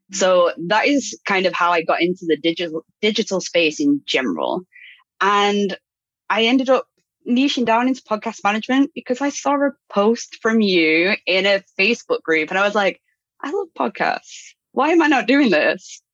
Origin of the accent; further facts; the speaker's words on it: United Kingdom; moved away; also born or lived in Brazil; I'm I'm British.